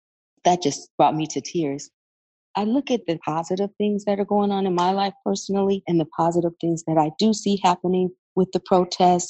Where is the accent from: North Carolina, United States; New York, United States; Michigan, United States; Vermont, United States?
Michigan, United States; Flint; also born or lived in Louisiana; my hometown of Flint, Michigan